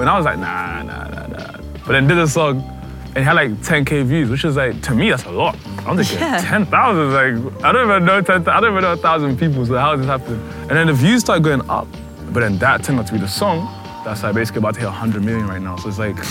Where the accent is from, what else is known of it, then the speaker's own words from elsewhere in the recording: Leicester, East Midlands, United Kingdom; now in London, United Kingdom; It was fun. I mean, I'm saying was, like, it's past tense. I still go back.